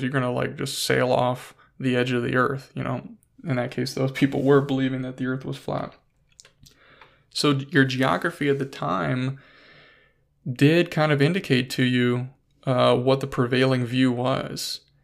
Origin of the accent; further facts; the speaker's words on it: United States; growing up in the United States of America